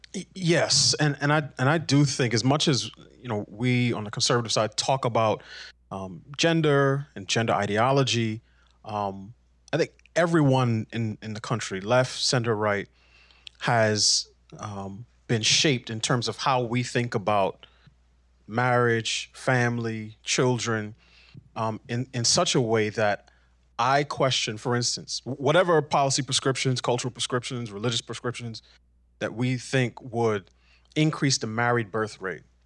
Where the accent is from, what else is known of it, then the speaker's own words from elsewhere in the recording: New York City, New York, United States; I grew up in New York City.